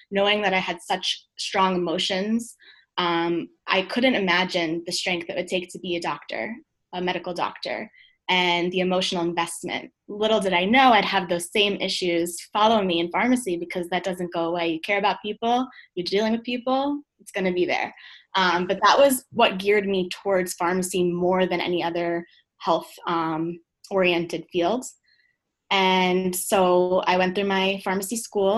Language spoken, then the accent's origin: English; Long Island, New York, United States; I grew up in Long Island.